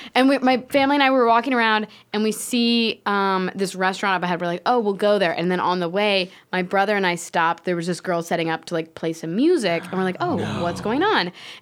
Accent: Florida, United States; I'm from Florida.

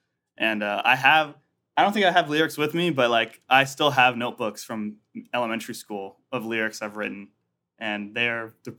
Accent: Atlanta, Georgia, United States; also born or lived in Lexington; But I was born in Lexington, Kentucky, you know, UK Wildcats, all that good stuff, Kentucky Derby. But I only lived there for like 8 months when I was born, and then my family moved to Atlanta, Georgia.

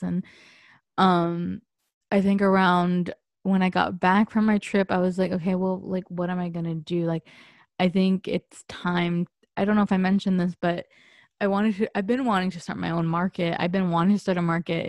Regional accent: San Diego, California, United States; moved away as an adult; I moved away from San Diego

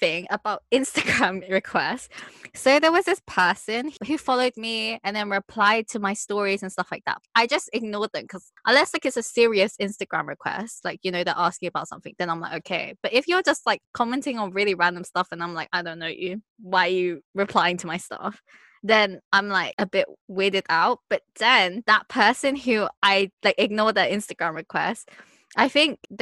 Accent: United Kingdom; I'm British

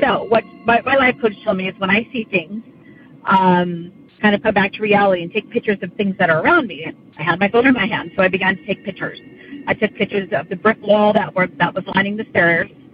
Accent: Central Valley, California, United States; moved away as an adult; now in Sacramento County, United States; we're from the Central Valley

